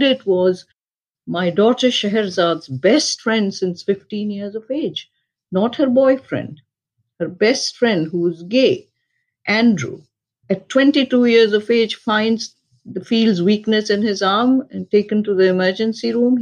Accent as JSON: {"language": "English", "country": "Pakistan", "tie": "born or raised there", "moved": "yes", "said": "I was born and raised in Pakistan"}